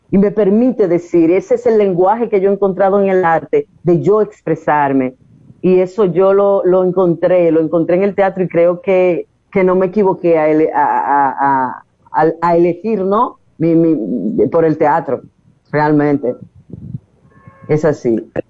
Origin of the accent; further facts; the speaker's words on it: Puerto Plata, Dominican Republic; moved away; yo soy de Puerto Plata y vine aquí a estudiar publicidad en principio, pero luego me decidí por estudiar teatro